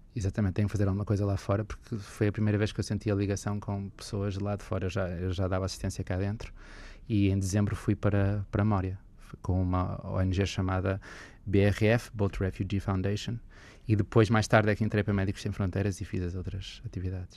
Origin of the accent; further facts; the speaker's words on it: Porto, Norte, Portugal; eu também sou aqui do Porto